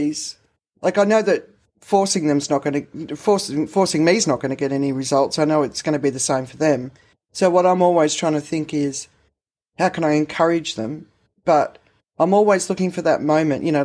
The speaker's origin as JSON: {"language": "English", "country": "Australia", "tie": "born or raised there", "said": "I grew up in the Australian system"}